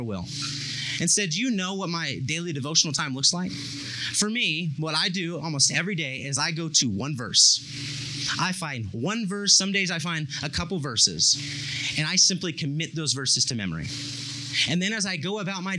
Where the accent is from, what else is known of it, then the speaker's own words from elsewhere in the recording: Bakersfield, California, United States; I'm from Bakersfield, and Bakersfield has a very big dairy industry, and I lived on the south side of town